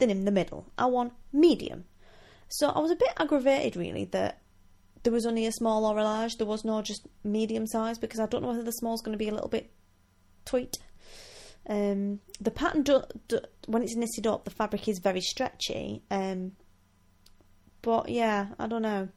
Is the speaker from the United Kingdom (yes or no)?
yes; Wigan, North West England, United Kingdom; now in Scotland; I'm from Wigan